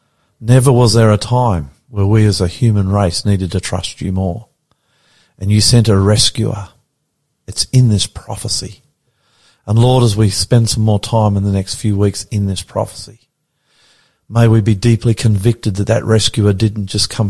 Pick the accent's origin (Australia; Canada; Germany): Australia; I'm the Aussie pastor, and I love you.